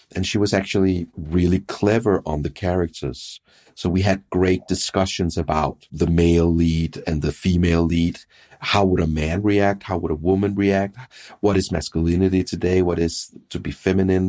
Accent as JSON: {"language": "English", "country": "Denmark", "said": "in Denmark, I'm from Denmark"}